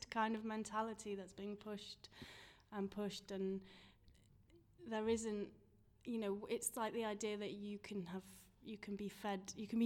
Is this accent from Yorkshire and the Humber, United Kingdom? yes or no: yes; York, Yorkshire and the Humber, United Kingdom; moved away as an adult; also born or lived in London; now in Sheffield, United Kingdom; I'm from York originally.